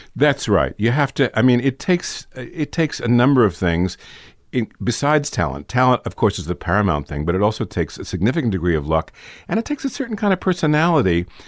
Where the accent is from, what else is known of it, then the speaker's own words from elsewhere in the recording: New York City, New York, United States; I grew up in New York City